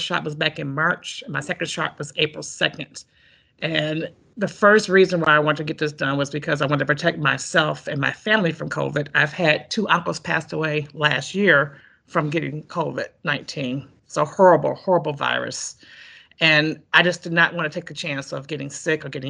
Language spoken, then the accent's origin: English; Detroit, Michigan, United States; moved away as an adult; now in East Lansing, United States; I'm originally from Detroit. I've been living in East Lansing since 84, but I'm from Detroit, went to Detroit Public Schools